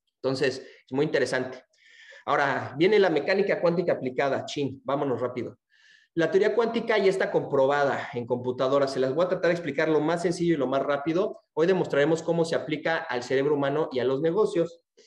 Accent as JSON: {"language": "Spanish", "country": "Mexico", "tie": "born or raised there", "moved": "yes", "lives_now": "Texas, United States", "said": "aquí nací en México, ahorita estoy viviendo en Texas y estoy trabajando en, este, en España"}